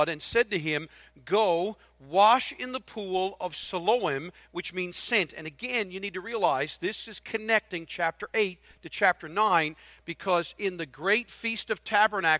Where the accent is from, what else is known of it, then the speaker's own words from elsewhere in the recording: Newfoundland and Labrador, Canada; I'm a Newfoundlander